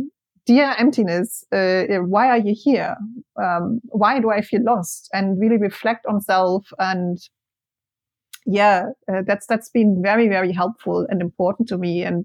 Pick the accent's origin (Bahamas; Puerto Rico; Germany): Germany; English is a second language; moved away as an adult; also born or lived in Spain; I moved from Germany to Spain in 2010 when I was 21